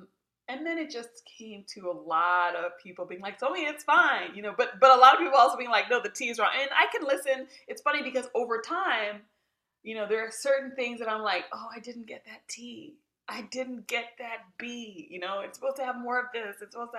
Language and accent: English; South Africa; it means a great deal that I'm here talking with you as a South African about this work